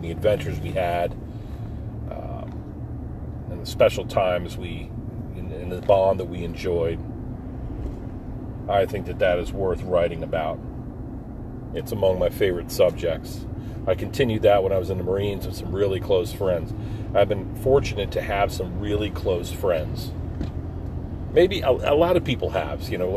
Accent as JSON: {"language": "English", "town": "Forked River", "region": "New Jersey", "country": "United States", "tie": "born or raised there", "said": "we grew up right on the Barnegat Bay in a town called Forked River."}